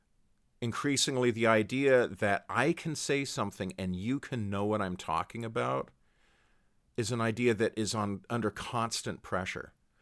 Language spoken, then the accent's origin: English; Canada; My experience, speaking as a Canadian, I never watched football on Thanksgiving.